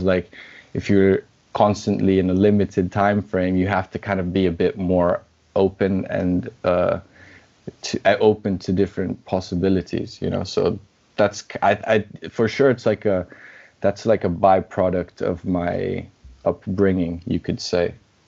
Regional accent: Brazil; also born or lived in Scotland; say I'm half Brazilian, half Scottish. Sometimes I say I'm just Brazilian. I don't usually go with I'm just Scottish because people just won't believe me.

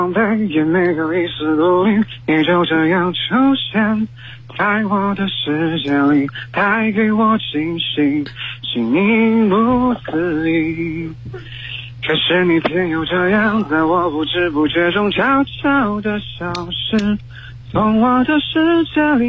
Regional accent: Anhui, China; 我是安徽本地人，也是在安徽上学，

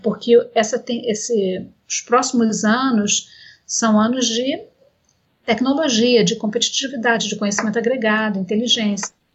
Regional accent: Brazil; Como brasileiros

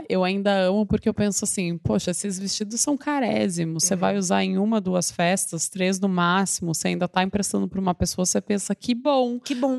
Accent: Porto Alegre, Rio Grande do Sul, Brazil; moved away as an adult; now in São Paulo, Brazil; Eu sou de Porto Alegre, mas eu moro em São Paulo há 10 anos

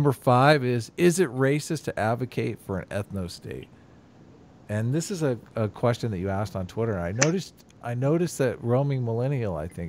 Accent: United States; I'm an American.

